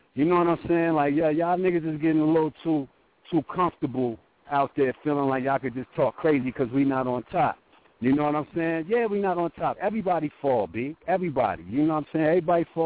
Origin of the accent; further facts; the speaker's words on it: Brooklyn, New York, United States; I'm from Brooklyn, so you know, back in the '90s, we was heavy on the on the Tims